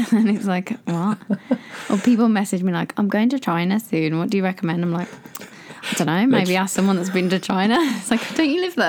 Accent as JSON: {"language": "English", "region": "England", "country": "United Kingdom", "moved": "as an adult", "lives_now": "Japan", "said": "I'm from England"}